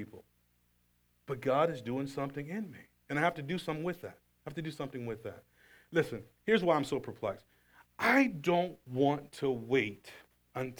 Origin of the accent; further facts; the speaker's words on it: the South, United States; Growing up in the South, 50 years old in the South, poor family in the South